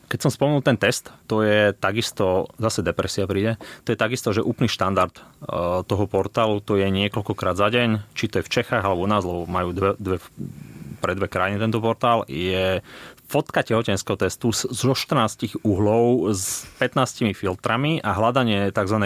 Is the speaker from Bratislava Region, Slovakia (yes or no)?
yes; around Bratislava, Bratislava Region, Slovakia; also born or lived in Košice; som sa tak nejak ňúral po okolí od narodenia v štýle 20 km od Bratislavy